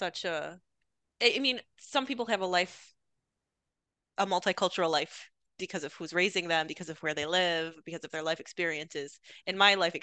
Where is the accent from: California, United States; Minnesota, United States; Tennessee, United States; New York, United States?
New York, United States; Rochester; moved away; I'm from Rochester, New York. I grew up in a small farm town outside of the city of Rochester